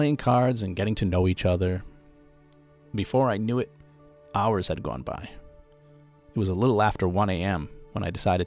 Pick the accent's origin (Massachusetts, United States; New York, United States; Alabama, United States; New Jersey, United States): Massachusetts, United States; Boston; Now, I'm from the Boston area